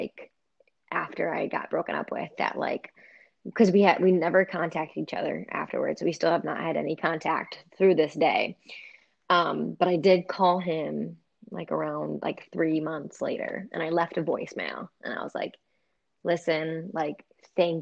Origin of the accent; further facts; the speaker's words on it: Richmond, United States; the local bar in Richmond, like because he's from my hometown